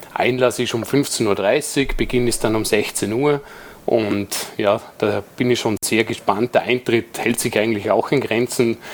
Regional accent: Dornbirn, Vorarlberg, Austria; bei uns in Dornbirn

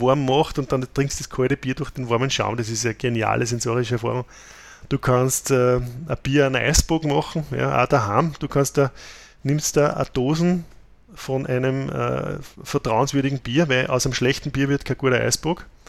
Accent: Austria; bei uns in Österreich

